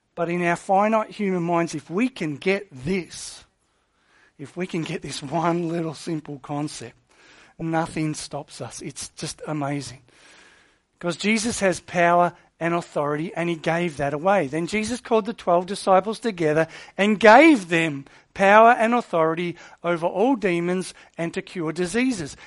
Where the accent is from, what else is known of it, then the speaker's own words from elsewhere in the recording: Australia; Australia. Why? 'Cause we're a British colony.